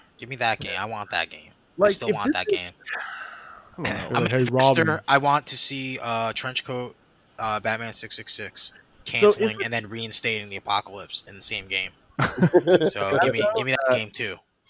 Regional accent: Philadelphia, Pennsylvania, United States; we're from Philly. We fight. The direct quote.

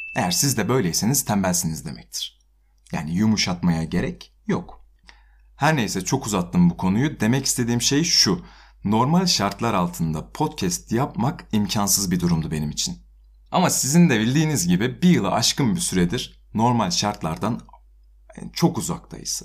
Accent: Kütahya, Turkey

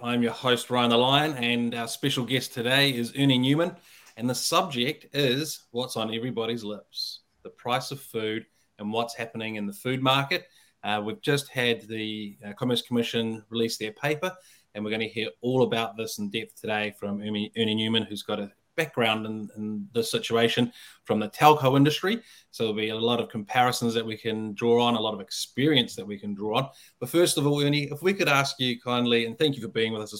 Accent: London, United Kingdom; But I come from London where everyone lived on their mobile phone in 2002, like we do today.

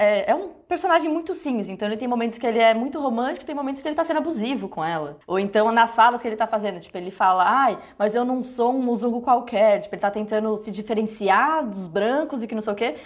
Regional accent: Brazil; Eu sou branca, só que eu sou brasileira

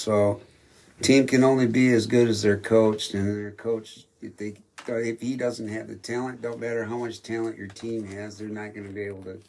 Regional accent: Charlevoix, Michigan, United States; also born or lived in California; I'm from Charlevoix, Michigan.

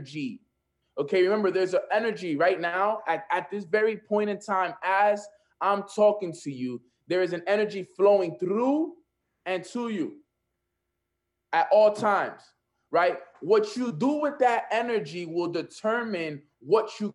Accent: New York City, New York, United States; I'm from Washington Heights

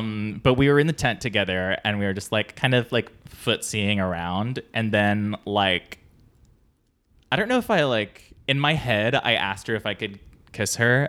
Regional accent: San Diego, California, United States; San Diego.

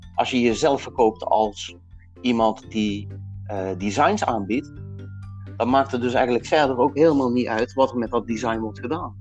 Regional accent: Limburg, Netherlands; ik kom uit Limburg

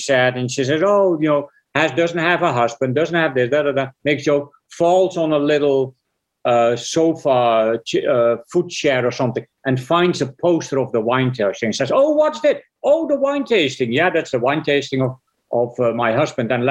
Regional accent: Netherlands; moved away as an adult; I was born in Holland, so I made my first six features before I was 33. I made six features in Holland

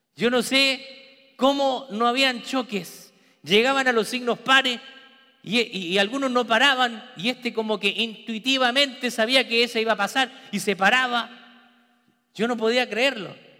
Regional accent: Peru; also born or lived in Memphis, Tennessee / Texas; now in United States

